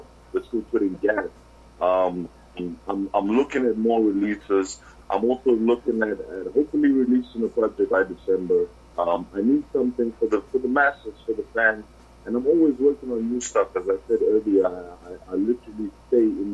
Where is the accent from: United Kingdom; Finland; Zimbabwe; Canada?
Zimbabwe; now in South Africa; I was born in Zimbabwe